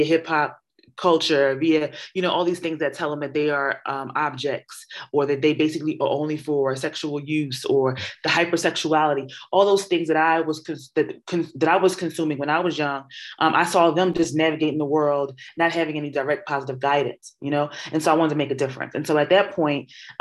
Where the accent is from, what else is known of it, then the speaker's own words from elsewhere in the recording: Philadelphia, Pennsylvania, United States; also born or lived in New York; I'm from North Philadelphia. And so I graduated from high school at Kappa